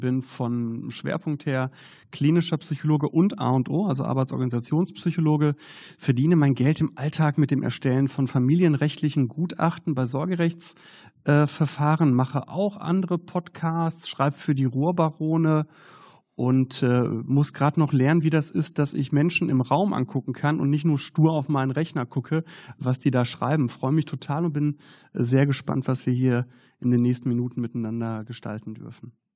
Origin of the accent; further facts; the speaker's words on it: Herne, North Rhine-Westphalia, Germany; Ich komme ja aus Herne. Und äh, Herne ist im Ruhrgebiet.